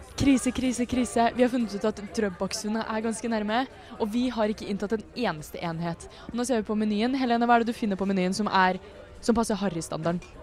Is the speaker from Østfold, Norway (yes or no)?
yes; Indre Østfold, Norway; jeg er fra Indre Østfold